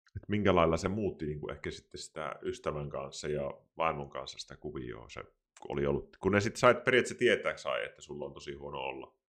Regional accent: Kuopio, North Savo, Finland; now in Pirkkala, Finland; Minä olen itse siis Savosta kotoisin Kuopiosta

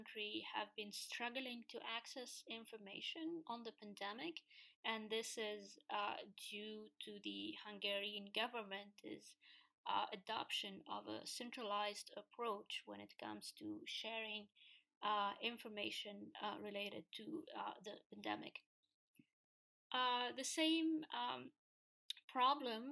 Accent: Tunisia; In my home country, in Tunisia

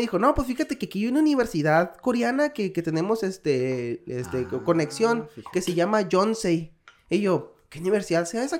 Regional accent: Hermosillo, Sonora, Mexico; moved away as an adult; also born or lived in Guadalajara, Mexico; now in South Korea; Soy de Hermosillo, Sonora

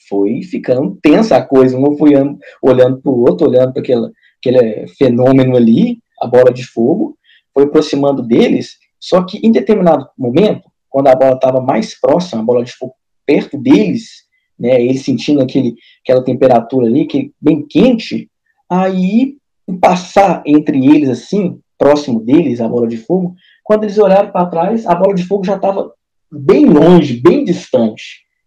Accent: Minas Gerais, Brazil; Eu sou, eu sou de Minas aqui, Mineirinho, Varginha ali

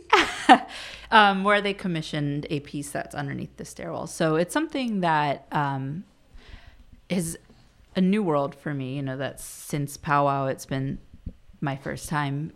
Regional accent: Virginia, United States; moved away as an adult; now in Washington, D.C., United States; I'm from Virginia, not too, too far, a very different world than here

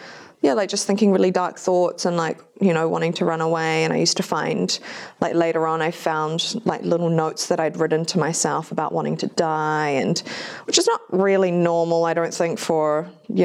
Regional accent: New Zealand; also born or lived in Japan; I was born in Japan, but we moved here when I was about four. And my dad wasn't really around, so it was just my fobby-ass mum raising me and my brother in New Zealand

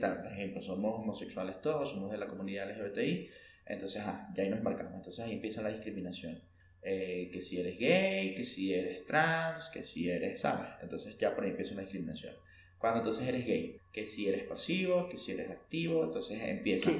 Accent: Venezuela; moved away; also born or lived in Ecuador / Mexico; yo que he vivido en dos países de Latinoamérica, aparte de Venezuela, que ha sido Ecuador era México

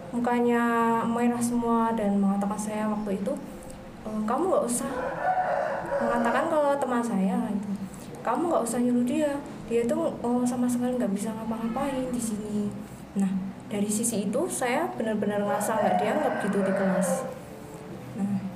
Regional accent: Yogyakarta, Special Region of Yogyakarta, Indonesia; asal saya dari Jogja

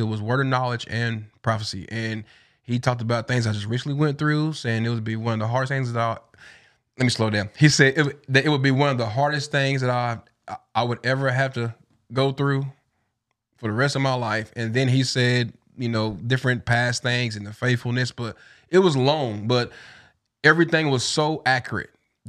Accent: Tennessee, United States; because we both from there, you know, born and raised in East Tennessee.

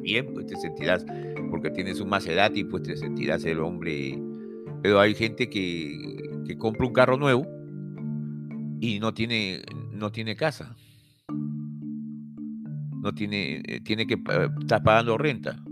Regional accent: Peru; a nosotros como peruanos

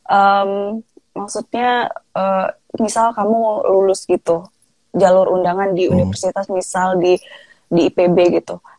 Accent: Palembang, South Sumatra, Indonesia; also born or lived in Lampung; oh uh, saya uh, Sumatera Selatan

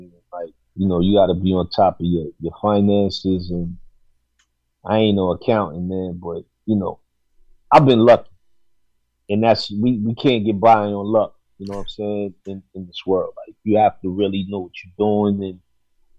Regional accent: New York City, New York, United States; moved away as an adult; growing up in New York is one thing. Being a young adult in New York, you know, during the 90s and the 2000s is another thing.

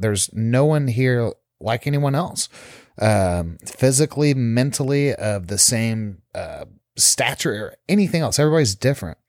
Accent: South Texas, United States; moved away as an adult; now in South Florida, United States; growing up in Texas, South Texas especially, so conservative

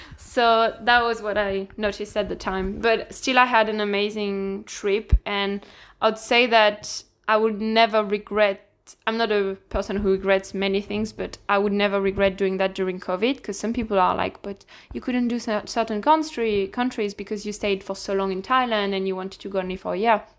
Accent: Lille, Hauts-de-France, France; accent: French; English is a second language; moved away as an adult; now in Ireland; I'm from France, from the north of France, more precisely, Lille

